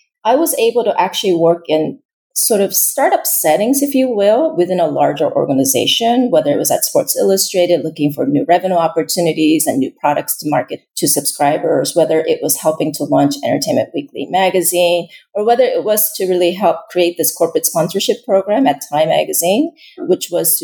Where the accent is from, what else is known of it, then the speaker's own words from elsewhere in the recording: Pennsylvania, United States; moved away as an adult; also born or lived in South Korea; now in New York, United States; I grew up in Pennsylvania